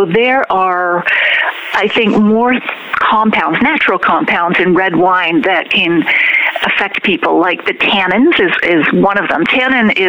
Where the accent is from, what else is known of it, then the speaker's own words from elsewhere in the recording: Nova Scotia, Canada; moved away; also born or lived in London, Ontario; wine really wasn't part of my family table growing up. I come from Nova Scotia